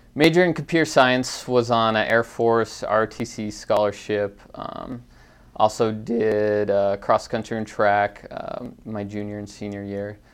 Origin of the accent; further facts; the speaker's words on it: Conifer Mountain, Jeffco, near Denver, Colorado, United States; growing up on Confer Mountain